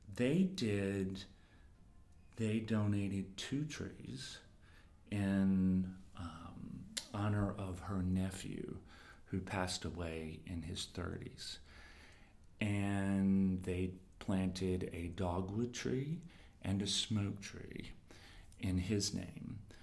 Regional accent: the South, Southern United States, United States; also born or lived in East Village, New York; now in New York, United States; I'm a Southerner

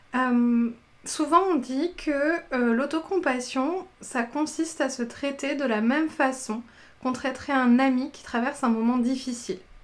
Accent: southern France, France; moi je viens du sud de la France

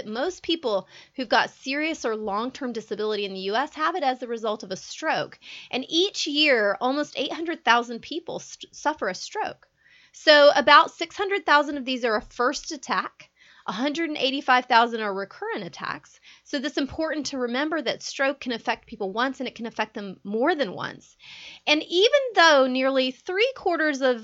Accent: Georgia, United States; I'm born in Georgia. I was raised in Georgia. I'm a Georgia girl.

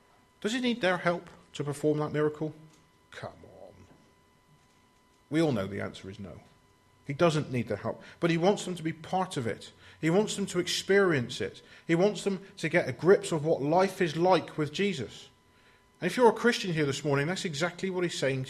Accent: United Kingdom; we're British

